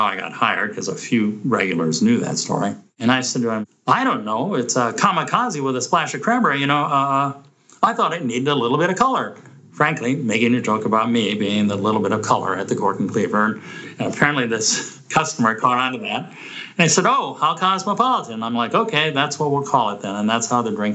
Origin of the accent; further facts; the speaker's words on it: Roseville, Minnesota, United States; I grew up in Roseville, Minnesota.